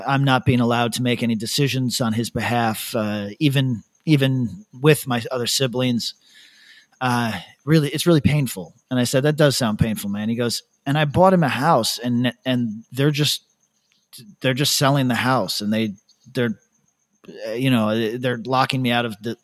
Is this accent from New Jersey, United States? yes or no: no; upstate New York, United States; moved away as an adult; now in Australia; upstate New York